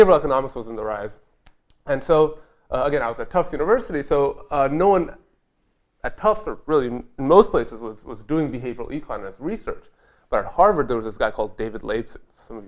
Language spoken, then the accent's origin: English; India; English is a second language; I'm from India originally. My father was a mid-level diplomat for the Indian Embassy Corps. So we moved around the world